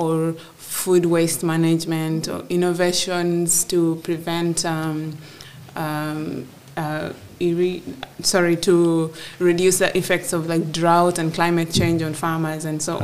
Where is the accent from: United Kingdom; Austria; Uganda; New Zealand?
Uganda; Gulu, Northern Region; I was born and raised in Gulu in northern Uganda